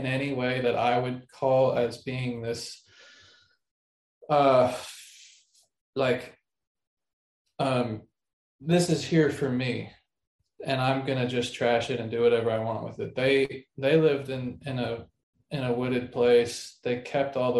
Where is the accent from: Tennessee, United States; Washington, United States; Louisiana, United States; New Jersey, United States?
New Jersey, United States; northern; moved away; I actually grew up in New Jersey